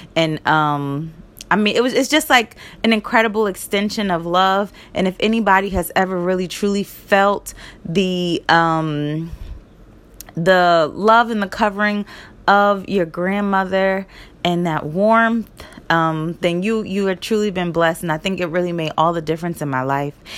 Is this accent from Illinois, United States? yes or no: no; Charlotte, North Carolina, United States; also born or lived in Newark, New Jersey; I was born in Charlotte, North Carolina